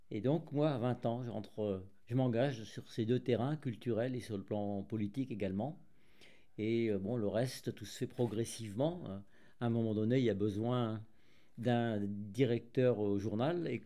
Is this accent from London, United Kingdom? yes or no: yes; London, United Kingdom; born there; moved away; je suis né en Grande-Bretagne tout à la fin de la guerre parce que mon père était engagé dans les forces françaises libres et ma mère était aussi secrétaire dans les forces françaises libres à Londres.